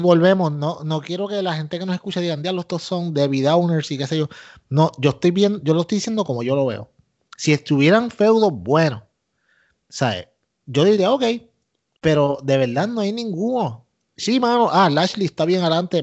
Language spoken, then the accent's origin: Spanish; Puerto Rico; yo soy boricua